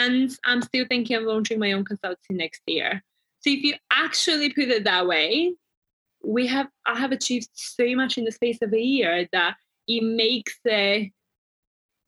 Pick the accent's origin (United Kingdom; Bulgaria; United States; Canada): Bulgaria; moved away; products from my home country